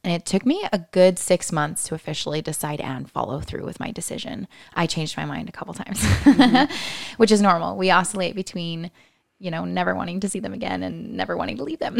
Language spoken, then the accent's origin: English; Lynnwood, Washington, United States; I was raised in the Seattle area, about twenty minutes north in the Linwood Stake